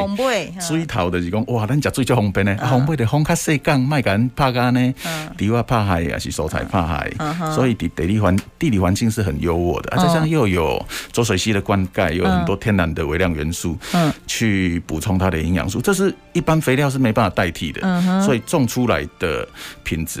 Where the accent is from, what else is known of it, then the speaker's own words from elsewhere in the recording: Zhutang, Changhua County, Taiwan; moved away as an adult; 我在这边出生长大啊。